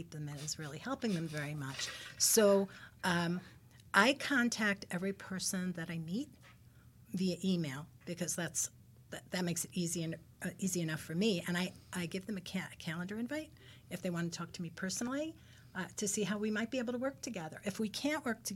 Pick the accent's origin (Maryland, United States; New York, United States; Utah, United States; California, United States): New York, United States; New York City; now in New Jersey, United States; I'm from Brooklyn, moved to Jersey